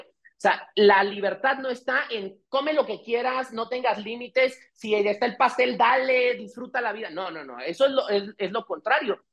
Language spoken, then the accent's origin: Spanish; Mexico; qué débiles somos los mexicanos